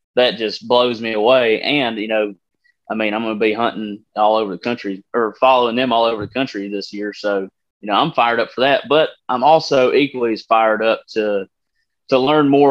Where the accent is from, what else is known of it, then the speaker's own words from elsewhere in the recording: Texas, United States; I've hunted Central Texas my entire life.